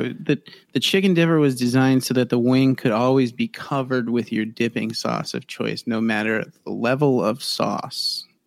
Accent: Ohio, United States; I grew up in Ohio

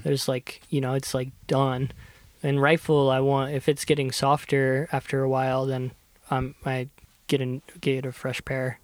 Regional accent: Kentucky, United States; moved away as an adult; I grew up in Kentucky

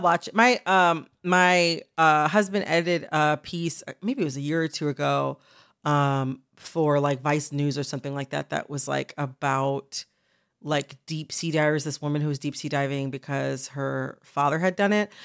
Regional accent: Michigan, United States; I'm from Michigan

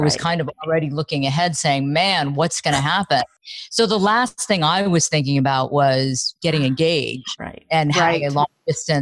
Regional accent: Dayton, Ohio, United States; moved away as an adult; my hometown, Dayton, Ohio

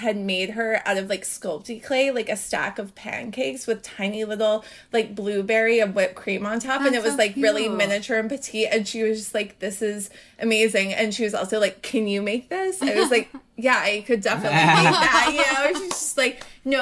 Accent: Atlanta, Georgia, United States; I grew up in Atlanta

